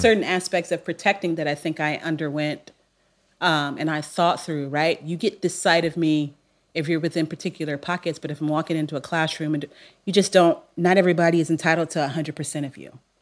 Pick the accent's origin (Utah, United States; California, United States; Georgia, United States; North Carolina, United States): California, United States; Long Beach; I'm from Long Beach, so I'm confident, but I'm laid back.